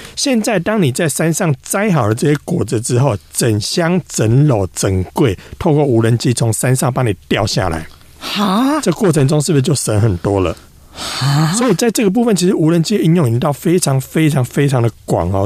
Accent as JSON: {"language": "Chinese", "country": "Taiwan", "said": "我们台湾这边"}